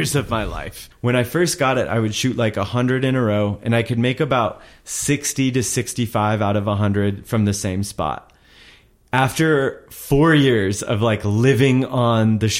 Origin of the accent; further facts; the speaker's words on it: Wyoming, United States; I'm from Wyoming and we didn't have enough people